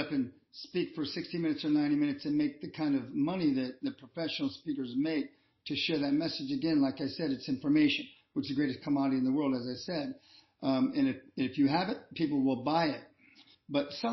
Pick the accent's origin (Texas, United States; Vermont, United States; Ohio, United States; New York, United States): Ohio, United States; Columbus; I'm from Columbus, Ohio